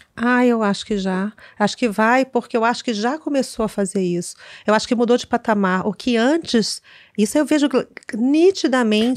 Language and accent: Portuguese; Rio de Janeiro, Brazil; eu sou carioca, moro aqui